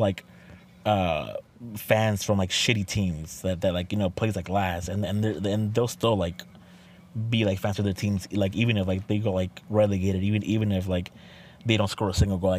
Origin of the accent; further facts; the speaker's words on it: Mexico; I'm from Mexico